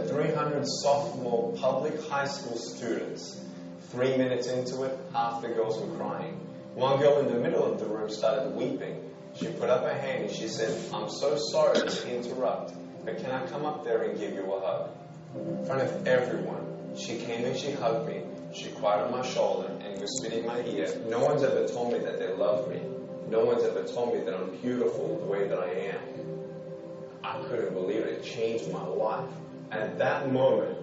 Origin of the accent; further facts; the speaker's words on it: Melbourne, Victoria, Australia; I was born in Melbourne, Australia, 1982